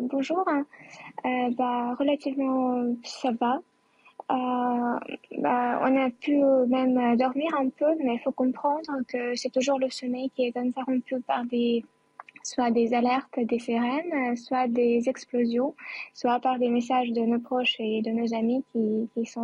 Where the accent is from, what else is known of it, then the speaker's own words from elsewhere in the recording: Chernihiv, Chernihiv Oblast, Ukraine; French is a second language; à Tchernigiv, euh, dans ma ville natale, qui, est à la défense du nord euh, de notre capitale